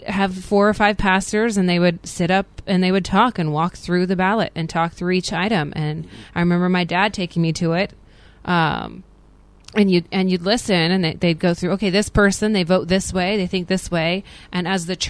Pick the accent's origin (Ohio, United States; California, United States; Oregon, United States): California, United States; San Bernardino County; moved away; I'm from San Bernardino County, which is the most conservative one in California.